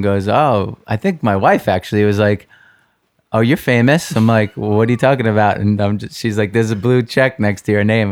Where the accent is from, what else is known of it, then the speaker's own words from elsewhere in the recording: New York, United States; I grew up here in New York